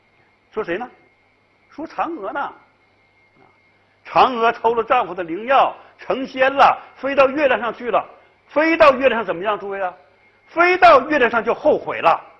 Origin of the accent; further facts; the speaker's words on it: China; 这就是我们中国人一个世界一个人生的这样一种啊价值取向。他培养了我们中国人珍视人间的啊这样一种文化情怀。